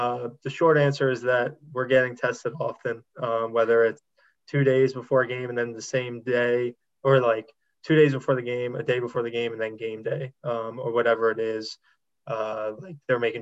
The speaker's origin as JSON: {"language": "English", "town": "Wildwood", "region": "New Jersey", "country": "United States", "tie": "born or raised there", "said": "I'm from Wildwood, New Jersey. So Frank Vogel actually graduated from my high school"}